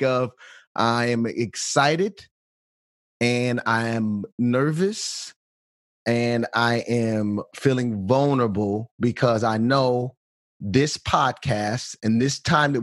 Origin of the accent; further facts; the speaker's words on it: Bolingbrook, Illinois, United States; also born or lived in Chicago, Illinois / Akron, Ohio; Born and raised in the Chicagoland area, born in actually in a hospital on the west side of Chicago, St. Anne's, but grew up in Bolingbrook, Illinois